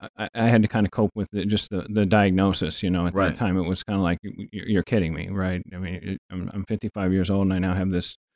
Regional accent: Quantico, Virginia, United States; born there; I was born in Quantico, Virginia. My dad was a Marine for 34 years.

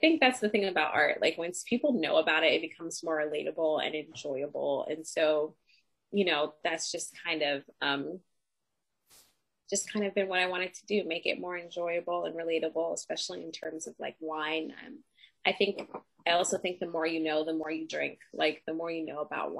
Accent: Los Angeles, California, United States; I grew up in Los Angeles

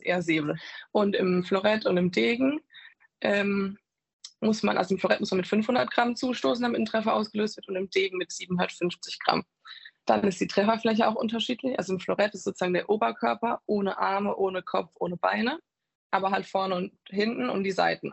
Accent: Walldürn, Baden-Württemberg, Germany; also born or lived in Tauberbischofsheim; Ich war erst in Maldörn auf der Schule

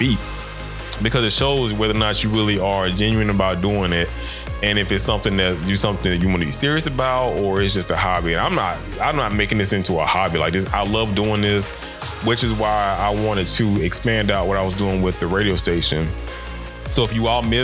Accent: Macon, Georgia, United States; I come from the deep South, from out of Macon, Georgia. And I grew up in the old time South

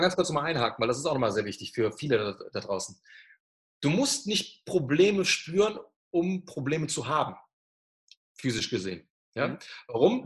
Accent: Germany; da war ich der einzige Deutsche

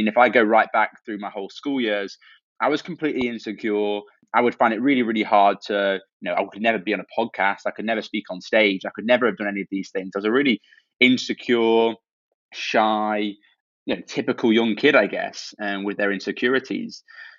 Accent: Cambridge, East of England, United Kingdom; Every time I say I'm from Cambridge, people are like, oh, you must be.

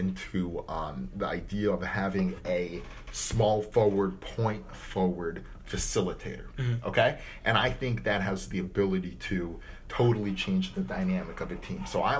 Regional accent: Cleveland, Ohio, United States; I'm from Cleveland.

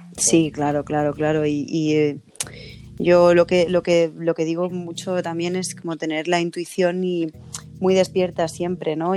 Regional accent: Madrid, Community of Madrid, Spain; nací en Carabanchel

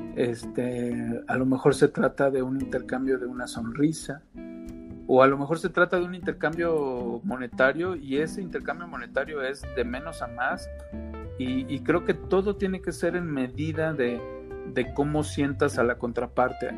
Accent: Veracruz, Mexico; soy veracruzano

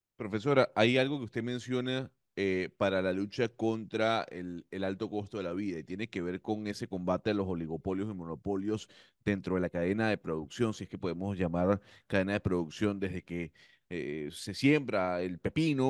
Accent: Panama; somos un panameño

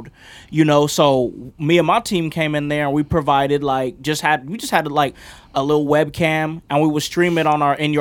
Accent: Los Angeles, California, United States; I'm from Los Angeles

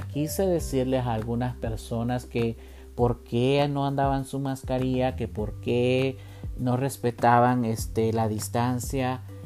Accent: Columbus, Ohio, United States; yo soy de Columbus, Ohio

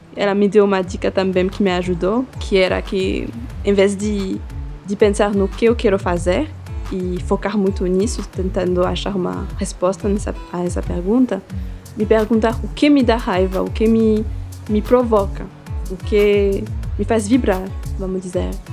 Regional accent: Neuchâtel, Switzerland; Portuguese is a second language; moved away as an adult; also born or lived in Eritrea; now in Brazil; Eu nasci numa cidade que se chama Neuchâtel. É uma pequena cidade que fica uma hora

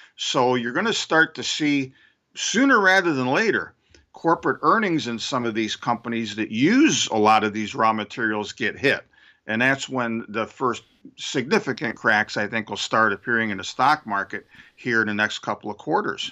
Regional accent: Syracuse, New York, United States; racist highways near where I grew up in Syracuse, New York

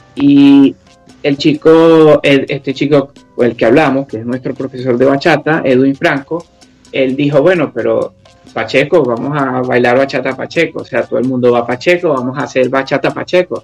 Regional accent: Venezuela; accent: Venezuelan; now in United Kingdom; hablamos español, o sea, hablamos igual nuestro acento venezolano

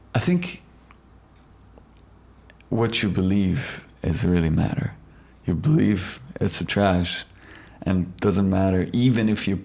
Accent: Iran; moved away as an adult; Oh, I'm from Iran.

